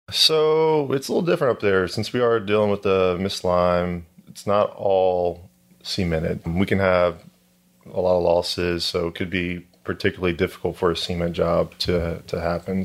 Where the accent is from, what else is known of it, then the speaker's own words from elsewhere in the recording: Houston, Texas, United States; I'm from Houston, so it's the market here is predominantly oil and gas